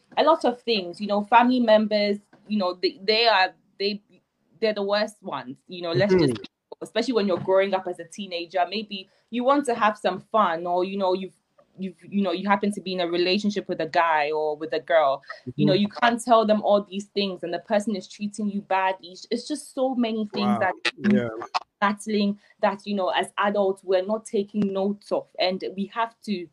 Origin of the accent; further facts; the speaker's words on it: Ghana; moved away; growing up in Ghana